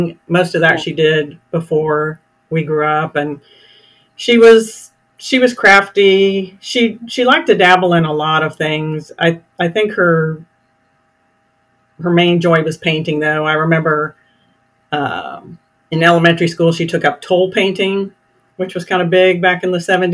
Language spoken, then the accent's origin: English; Roeland Park, Kansas, United States; now in Texas Hill Country, United States; I grew up in Kansas City, a suburb on the Kansas side, Roland Park specifically.